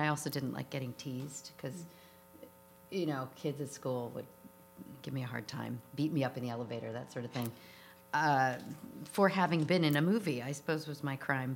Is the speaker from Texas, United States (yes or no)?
no; New York City, New York, United States; moved away as an adult; also born or lived in Litchfield County, Connecticut; now in Hudson Valley, United States; I grew up in New York City